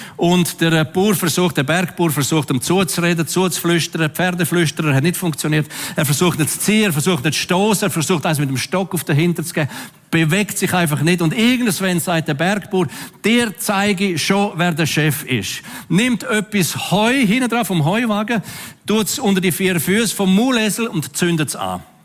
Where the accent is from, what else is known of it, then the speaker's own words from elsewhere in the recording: Switzerland; als Schweizer